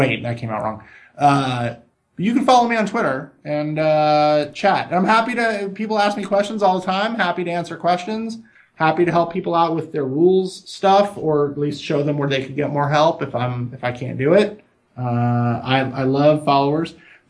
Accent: Milwaukee, Wisconsin, United States; born there; No, I was born in Milwaukee, Wisconsin. My whole family's from Wisconsin.

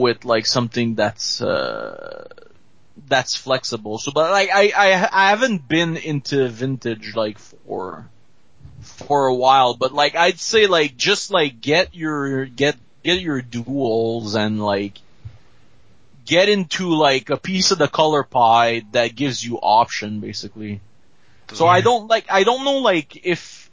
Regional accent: Montreal, Quebec, Canada; I'm from Montreal, basically. Okay. Just a little outside of it

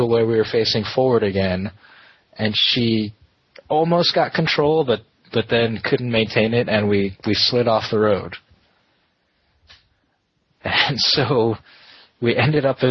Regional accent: California, United States; I'm from California

